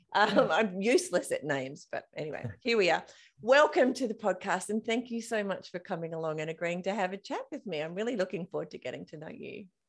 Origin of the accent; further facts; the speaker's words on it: Australia; I'm Australian, and we often get confused with South African.